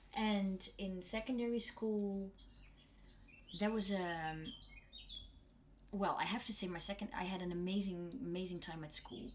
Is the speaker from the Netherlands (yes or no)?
yes; North Brabant, Netherlands; now in Germany; I come from Brabant, which is a bit more in the south.